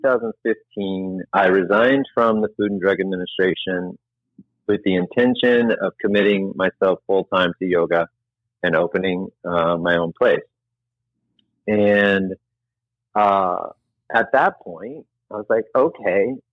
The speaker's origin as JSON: {"language": "English", "region": "Indiana", "country": "United States", "tie": "born or raised there", "said": "I grew up in Indiana."}